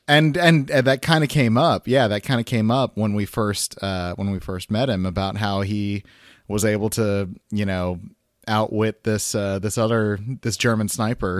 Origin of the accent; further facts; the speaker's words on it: Guatemala; Catholic and Guatemalan